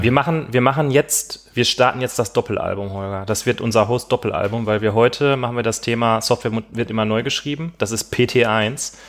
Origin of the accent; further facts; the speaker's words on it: Gladbeck, North Rhine-Westphalia, Germany; moved away; Ich komme ja aus Gladbeck